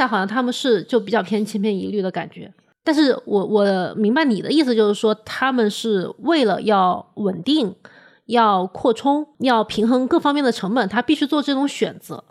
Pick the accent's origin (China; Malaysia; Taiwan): China; Changsha, Hunan; moved away; also born or lived in Beijing; 我作为一个长沙人，我每次回长沙